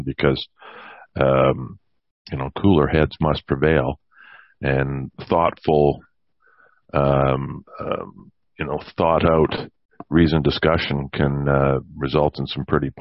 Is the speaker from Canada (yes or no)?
yes; Canada; as a Canadian